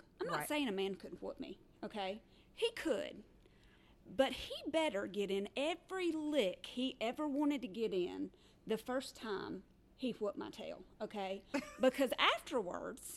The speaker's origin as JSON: {"language": "English", "region": "the South", "country": "United States", "said": "we're from the South"}